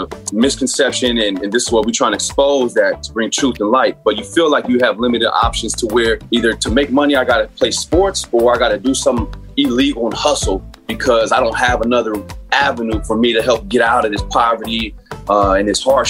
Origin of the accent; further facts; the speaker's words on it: San Bernardino, California, United States; I grew up in San Bernardino, which is inner city, much like Watts or Oakland, a lot of projects.